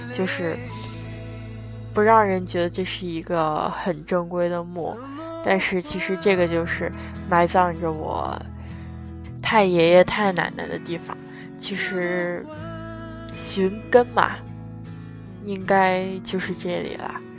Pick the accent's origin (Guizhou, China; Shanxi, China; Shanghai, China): Shanxi, China; moved away; 其实这次一回去回老家再听他说话